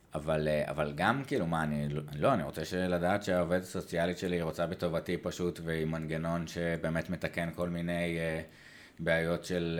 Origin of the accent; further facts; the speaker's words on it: Israel; אנחנו כישראלים